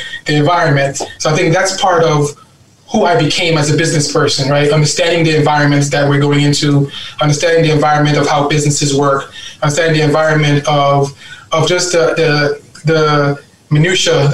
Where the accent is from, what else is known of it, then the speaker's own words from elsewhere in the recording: New York City, New York, United States; also born or lived in Guyana; I'm a Brooklyn boy. I grew up in East New York, Brooklyn